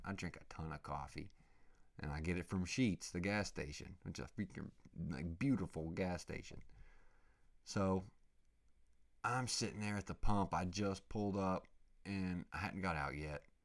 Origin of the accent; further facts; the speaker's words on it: Oklahoma, United States; I grew up in Oklahoma, going to the lakes and freaking wakeboarding